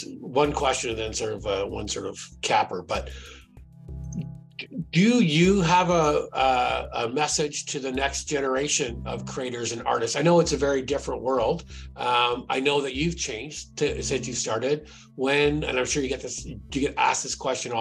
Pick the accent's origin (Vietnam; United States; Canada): Canada